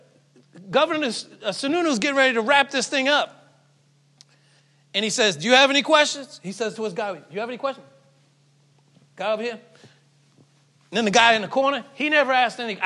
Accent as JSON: {"language": "English", "town": "Falmouth", "region": "Massachusetts", "country": "United States", "tie": "born or raised there", "also_born_or_lived": "Mashpee, Massachusetts", "said": "I grew up in Falmouth, in Mashpee"}